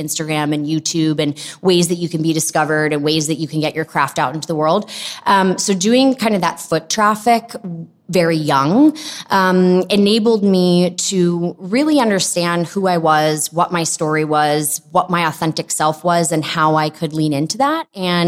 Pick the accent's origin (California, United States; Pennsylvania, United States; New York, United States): New York, United States; Long Island; also born or lived in Philadelphia; I grew up on Long Island. I'm a New Yorker through and through.